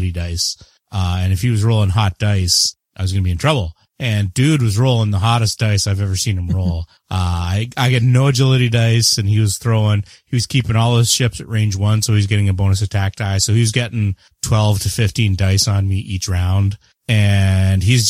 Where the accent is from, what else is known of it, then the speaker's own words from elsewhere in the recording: Canada; I am the Canadian.